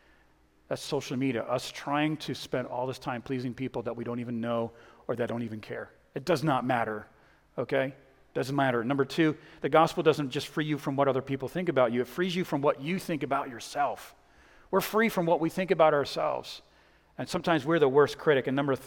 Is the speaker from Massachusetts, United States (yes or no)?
yes; Boston, Massachusetts, United States; now in Texas, United States; I'm originally from Boston. Don't hold that against me. I'm not a Red Sox fan anymore.